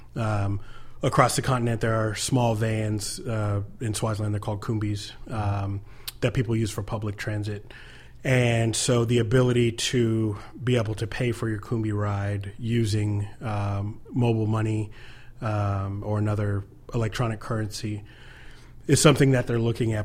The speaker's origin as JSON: {"language": "English", "country": "United States"}